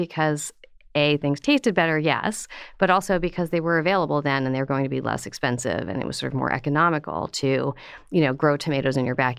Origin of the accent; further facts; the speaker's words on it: Pennsylvania, United States; In Pennsylvania.